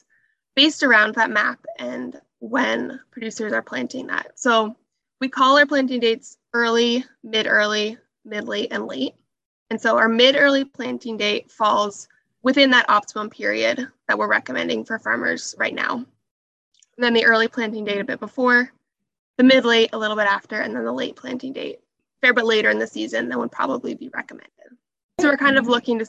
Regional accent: Southern Ontario, Canada; also born or lived in Northwest Iowa, United States; I grew up in Southern Ontario on a pig and cash crop farm

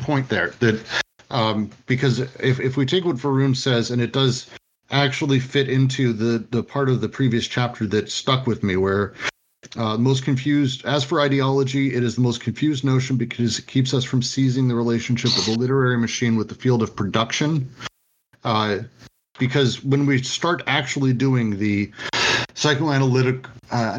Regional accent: Denver, Colorado, United States; I grew up in Denver.

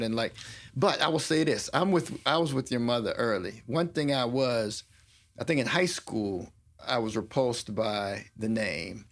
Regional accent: Washington, District of Columbia, United States; I'm a D C native

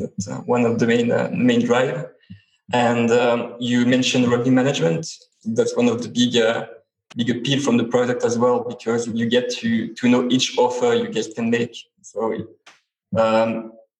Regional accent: Switzerland; I come from Switzerland

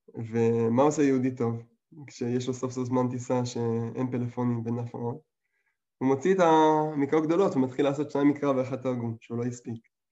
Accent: England, United Kingdom; moved away; אני גדלתי באנגליה

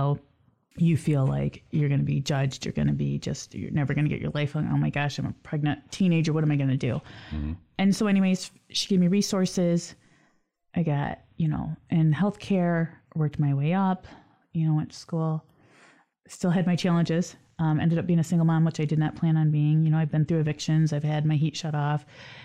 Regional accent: Lansing, Michigan, United States; Lansing's my hometown

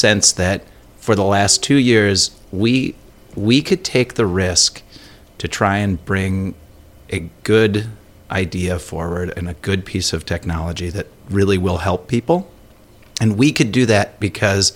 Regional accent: Elk River, Minnesota, United States; my hometown of Elk River

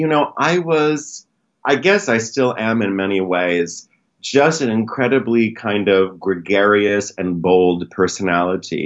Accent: Connecticut, United States; moved away as an adult; now in New York, United States; I was born in Connecticut, but I grew up at Broadway Dance Center

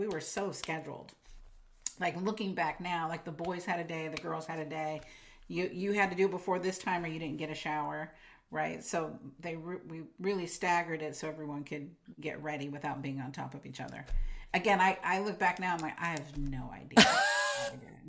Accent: Imperial Beach, California, United States; moved away as an adult; also born or lived in Carlsbad, California; now in Oregon, United States; I grew up in Imperial Beach, which is right by the border

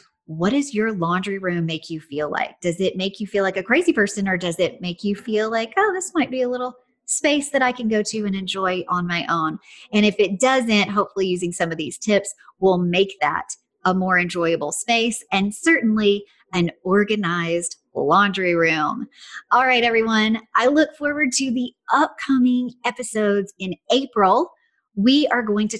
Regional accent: Tennessee, United States; I'm from Tennessee

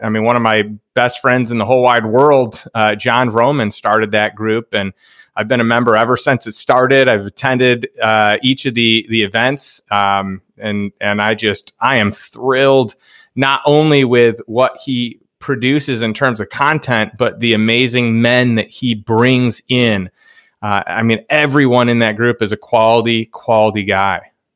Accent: Chicago, Illinois, United States; also born or lived in Saint Louis; now in Austin, United States; I grew up in Chicago

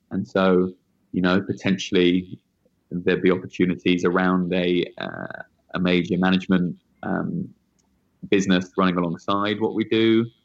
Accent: United Kingdom; now in New York, United States; Actually, British.

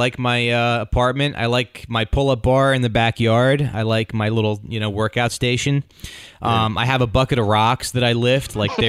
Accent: New Jersey, United States; I'm from Jersey.

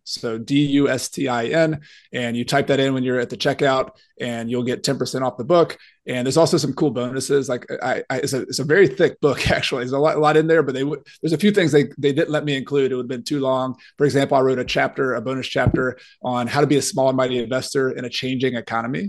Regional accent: Newnan, Georgia, United States; also born or lived in Clemson, South Carolina; I grew up in Noonan, Georgia

